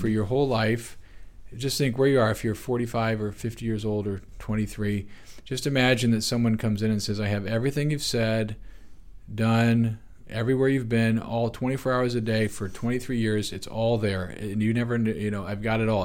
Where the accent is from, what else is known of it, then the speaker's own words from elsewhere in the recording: United States; as modern American people